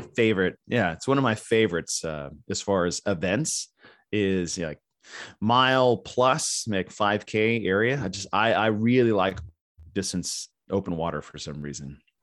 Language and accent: English; Texas, United States; also born or lived in Arizona / California; I've been in Texas since I was nine